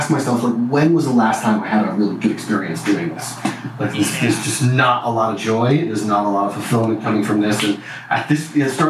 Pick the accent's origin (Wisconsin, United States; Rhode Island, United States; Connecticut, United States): Rhode Island, United States; Bristol; moved away as an adult; also born or lived in Syracuse, New York / Santa Cruz, California / San Francisco Bay Area; I grew up in Rhode Island, actually. I grew up in Rhode Island in a town called Bristol.